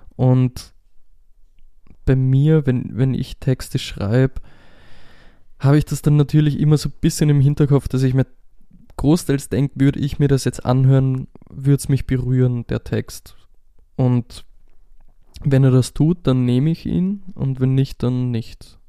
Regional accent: Austria; first language German; ich bin einfach aus einem deutschsprachigen Land und das ist meine Muttersprache

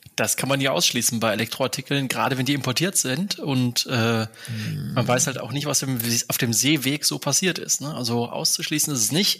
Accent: near Aachen, North Rhine-Westphalia, Germany; aufgewachsen bin ich in der Nähe von Aachen

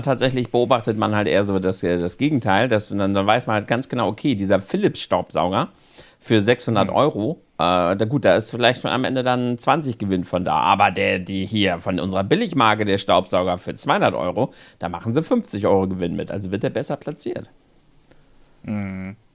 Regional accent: Northern Germany, Germany; bei uns im Norden

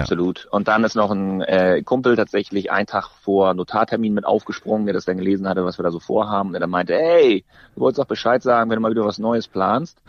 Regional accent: Northern Germany, Germany; selbst als Norddeutscher

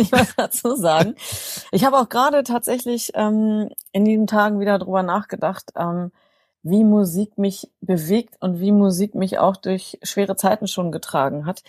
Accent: North German Plain, north of Hanover, Lower Saxony, Germany; moved away as an adult; now in Bonn, Germany; Ursprünglich komme ich, sage ich mal, aus der norddeutschen Tiefebene, aus einem kleinen Dorf mit drei Häusern

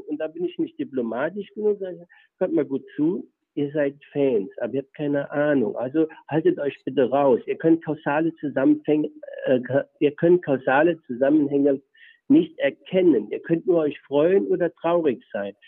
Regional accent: Germany; also born or lived in Aalen / Karlsruhe; now in Essingen (Aalen area), Germany; aus dem Milieu, wo ich herkomme, aus der Eifel

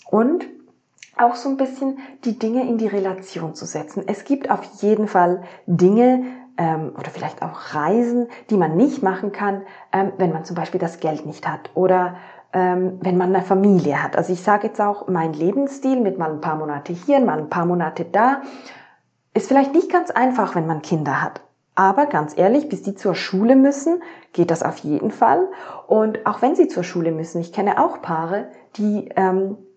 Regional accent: Switzerland; Klar, ich habe das Privileg, ich bin in der Schweiz aufgewachsen ähm, und jetzt nicht in einem Entwicklungsland

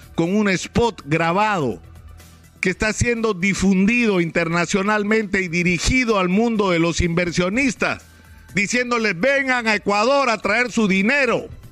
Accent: Peru; como peruanos

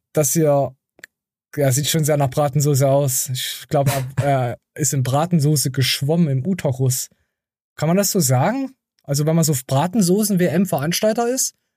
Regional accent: East Germany, Germany; bei uns im Osten

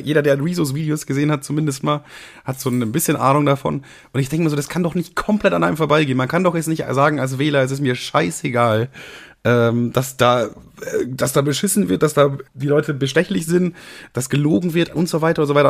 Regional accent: Bavaria, Germany; ich komme ja selber aus Bayern

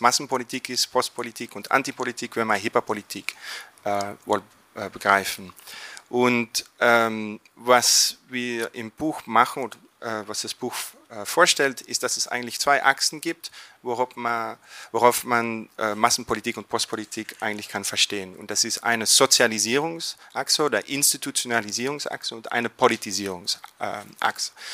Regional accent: Flanders, Belgium; German is a second language; in Flandern oder Belgien, wo ich herkomme

